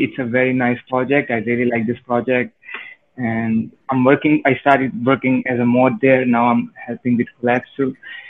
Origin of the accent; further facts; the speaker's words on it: Canada; Hey, so I'm from Canada.